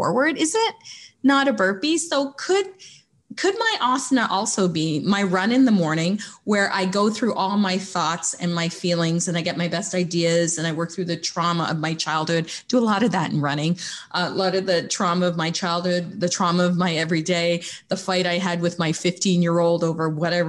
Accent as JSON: {"language": "English", "country": "Canada", "said": "being Canadian"}